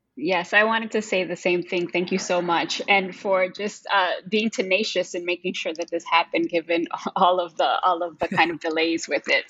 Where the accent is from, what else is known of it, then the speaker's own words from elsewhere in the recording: Chicago, Illinois, United States; I'm actually born and raised in Chicago